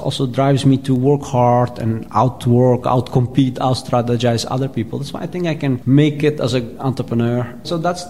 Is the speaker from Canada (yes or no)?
no; Eindhoven, North Brabant, Netherlands; moved away as an adult; also born or lived in Kabul, Afghanistan; now in Paris, France; I come from this region and I grow up in Eindhoven, the Netherlands